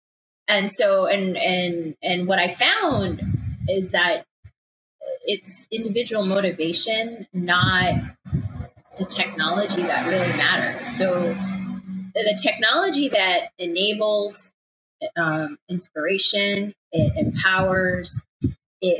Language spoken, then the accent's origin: English; Chicago, Illinois, United States; moved away; also born or lived in upstate New York; I grew up in Chicago, right? Like I'm a Midwesterner